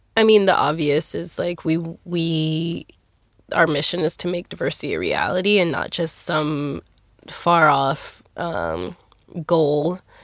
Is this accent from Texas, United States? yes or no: yes; Texas, United States; I'm here from Texas.